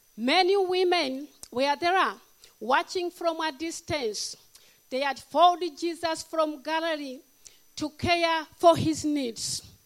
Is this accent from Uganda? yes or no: yes; Uganda; moved away; I'm from Africa, Uganda, the power of Africa